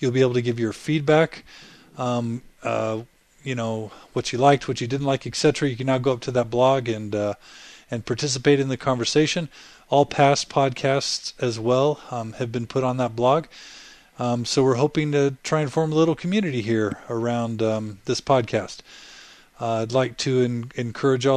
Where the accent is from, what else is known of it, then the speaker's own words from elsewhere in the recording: Katy, Texas, United States; I grew up with Tina in Katy, Texas